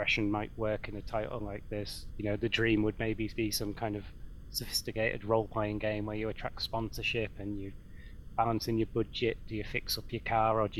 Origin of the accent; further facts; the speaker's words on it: near Croft Circuit, North East England, United Kingdom; I grew up near Croft Circuit